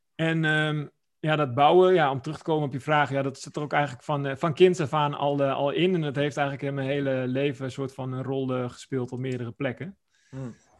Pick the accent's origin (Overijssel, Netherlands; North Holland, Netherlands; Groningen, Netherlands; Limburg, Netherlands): Overijssel, Netherlands; Oldenzaal; ik ben eh, opgegroeid in Twente. een Plaatsje genaamd Oldenzaal